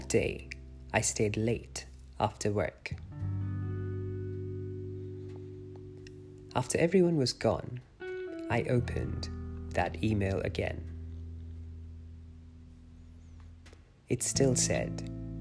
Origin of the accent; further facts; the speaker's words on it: India; Growing up in India